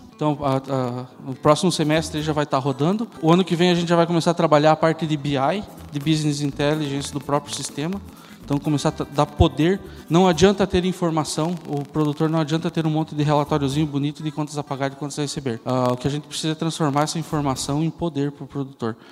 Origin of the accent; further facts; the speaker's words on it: Curitiba, Paraná, Brazil; moved away as an adult; Eu sou de Curitiba